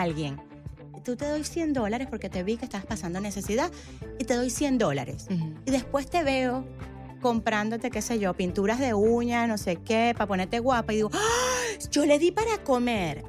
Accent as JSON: {"language": "Spanish", "country": "Venezuela", "said": "yo soy venezolana"}